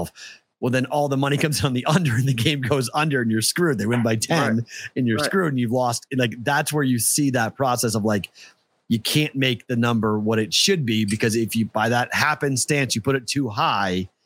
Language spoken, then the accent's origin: English; Massachusetts, United States; moved away; I have not been back in my home state